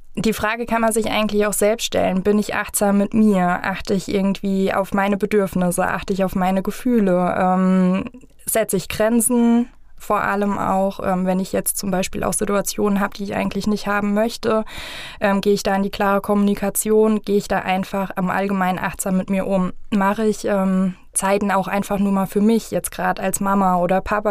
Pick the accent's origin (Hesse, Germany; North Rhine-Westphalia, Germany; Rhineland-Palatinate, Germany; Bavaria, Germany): Hesse, Germany; Vogelsberg; ich bin jetzt aus dem Vogelsberg